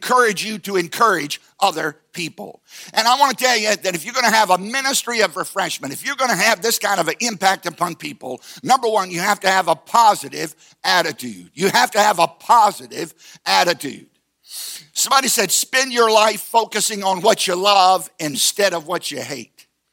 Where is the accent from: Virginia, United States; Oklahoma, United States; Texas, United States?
Virginia, United States; Southside; I grew up in Southside, Virginia